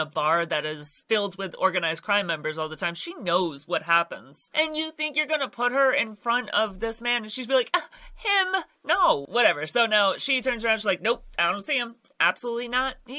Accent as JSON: {"language": "English", "country": "United States", "said": "I'm an American."}